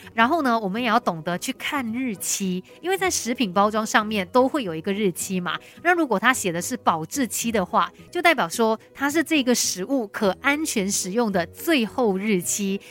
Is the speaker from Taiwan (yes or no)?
no; Malaysia; 我们马来西亚人